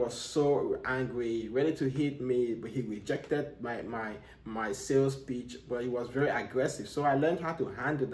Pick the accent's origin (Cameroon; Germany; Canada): Cameroon; now in United States; I'm from Africa, you know, I'm from Cameroon